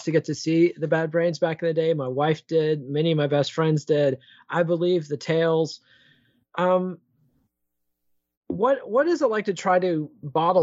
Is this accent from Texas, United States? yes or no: yes; Austin, Texas, United States; I'm from Austin